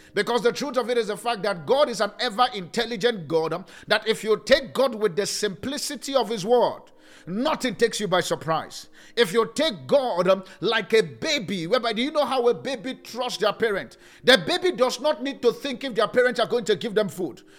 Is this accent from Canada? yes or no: no; Nigeria; now in South Africa; I'm from Nigeria